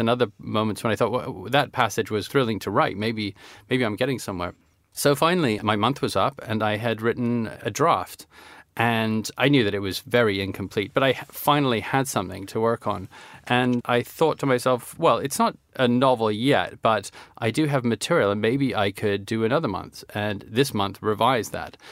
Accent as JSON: {"language": "English", "town": "Vancouver", "region": "British Columbia", "country": "Canada", "tie": "born or raised there", "also_born_or_lived": "Toronto", "said": "when I was growing up in Vancouver"}